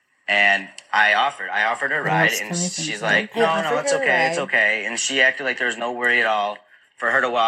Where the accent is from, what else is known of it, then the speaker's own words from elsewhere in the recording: Rochester, New York, United States; I'm from New York, Rochester.